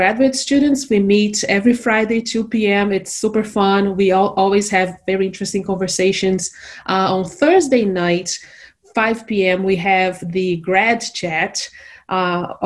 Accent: Brazil; moved away as an adult; now in Morgantown, United States; I am originally from Brazil

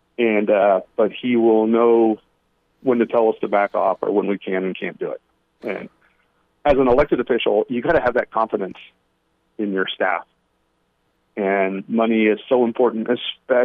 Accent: Illinois, United States; moved away; I grew up in Illinois

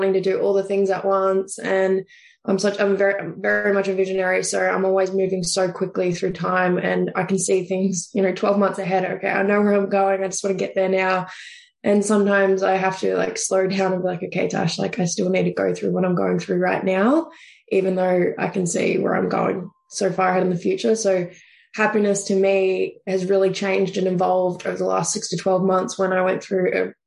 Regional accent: Deniliquin, New South Wales, Australia; moved away as an adult; originally I'm actually from country New South Wales. So it's right on the border of New South Wales and Victoria. I'm a little town called Deneligrin. So there's only about 8,000 people there. So you just about know everyone growing up

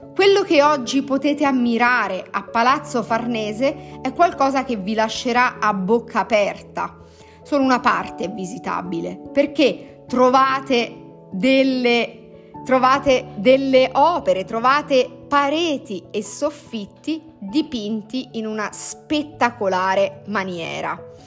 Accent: Italy; nata in questo territorio così ricco di perle

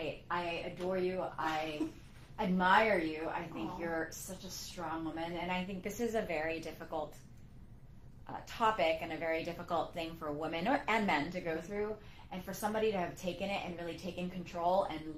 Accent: California, United States; Well, I grew up in California.

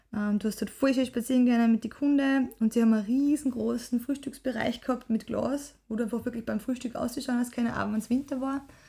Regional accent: Mühlviertel, Upper Austria, Austria; ich bin ja aufgewachsen im Mühviertel, im wunderschönen Hemmerset.

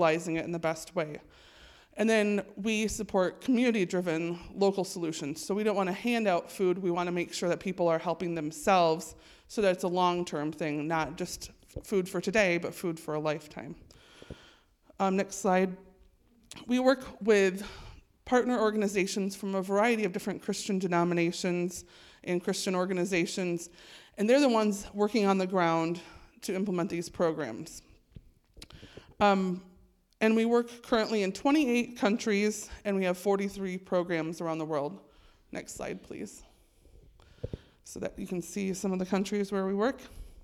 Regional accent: Holland, Michigan, United States; I'm from Holland, Michigan, and I've worked for Growing Hope Globally for almost 6 years now

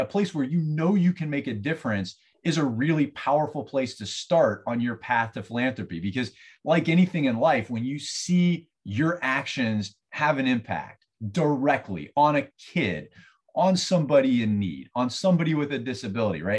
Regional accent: Southeast, United States; also born or lived in Ohio; now in St. Petersburg, United States; I'm from elsewhere. I was, I grew up in the Southeast

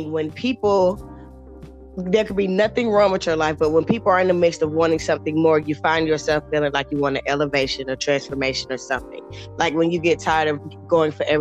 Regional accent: Atlanta, Georgia, United States; From Atlanta, Georgia

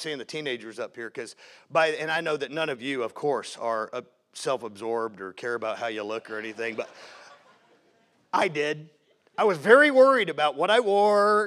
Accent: Jacksonville, Florida, United States; accent: Southern; moved away as an adult; also born or lived in Seattle, Washington / Great Yarmouth, Norfolk, England / Post Falls, Idaho; when I was 7 years old, we moved to Jacksonville, Florida. So if you hear any y'all or ain't and stuff like that, that's where that comes from. I grew up in Jacksonville

